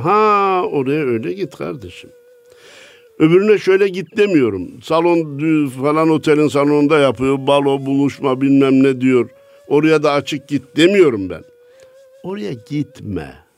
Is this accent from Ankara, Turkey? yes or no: no; Kayseri Province, Turkey; benim memleketim Kayseri.